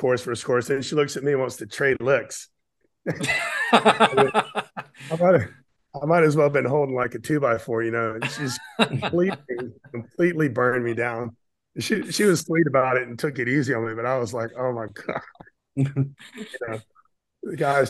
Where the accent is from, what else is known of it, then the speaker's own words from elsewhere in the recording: Pensacola, Florida, United States; I grew up in Pensacola, Florida, which is about 3 hours east of New Orleans on the beach